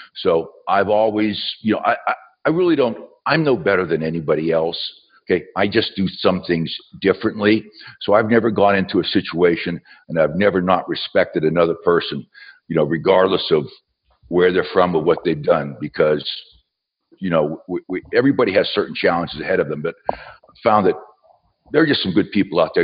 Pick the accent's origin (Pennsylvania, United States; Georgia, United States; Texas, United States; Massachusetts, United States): Pennsylvania, United States; southwestern; moved away as an adult; also born or lived in West Virginia; now in Knoxville, United States; I was born in West Virginia, uh, raised in southwestern Pennsylvania.